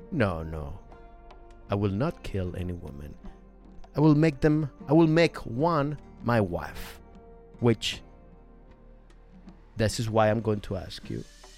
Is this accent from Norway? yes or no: yes; Norway; accent: Norwegian; English is a second language; moved away as an adult; now in Nottingham, United Kingdom; Well, I'm not from I'm from Norway, but I've lived now in Nottingham for 5 years.